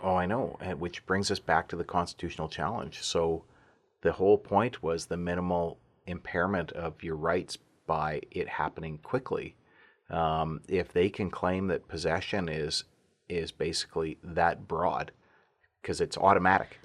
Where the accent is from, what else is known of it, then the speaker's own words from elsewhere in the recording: Alberta, Canada; moved away; also born or lived in Vancouver; growing up in Alberta